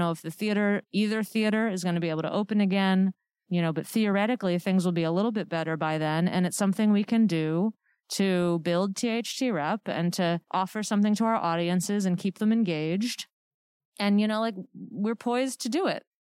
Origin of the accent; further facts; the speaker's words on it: Worcester, Massachusetts, United States; I grew up in Worcester